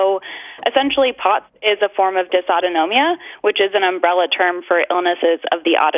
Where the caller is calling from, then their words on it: Ipswich, Massachusetts, United States; I'm calling from Ipswich, Massachusetts.